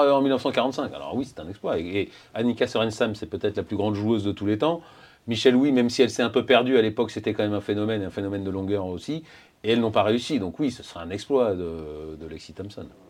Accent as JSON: {"language": "French", "region": "south-west France", "country": "France", "said": "je suis du Sud-Ouest"}